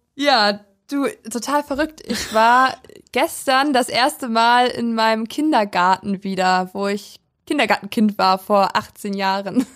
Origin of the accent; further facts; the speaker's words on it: Weisen, Brandenburg, Germany; now in Schwerin, Germany; Also ich komme aus einem Dorf, aus Weisen